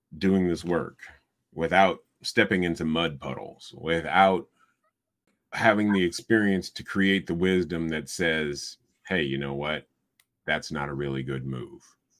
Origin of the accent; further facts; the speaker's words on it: Iowa City, Iowa, United States; This is my hometown, and almost anything that I might do would get back to my mother or my siblings